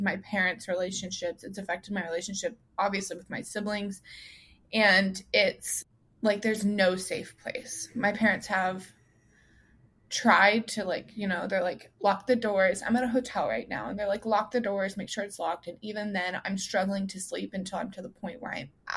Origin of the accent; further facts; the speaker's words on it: Colorado, United States; now in Kentucky, United States; I'm originally from Colorado. My parents now live in Florida